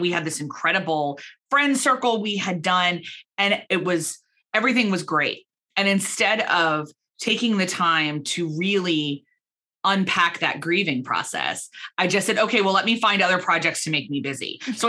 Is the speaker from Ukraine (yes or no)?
no; Belfast, Northern Ireland, United Kingdom; moved away as an adult; now in Philadelphia, United States; But we emigrated from Northern Ireland to Philadelphia, from Belfast to Philadelphia, and I took a position in my family company.